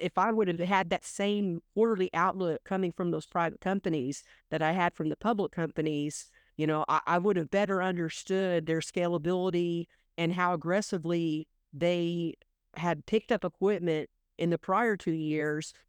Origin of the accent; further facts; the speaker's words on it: Oklahoma, United States; I grew up in Oklahoma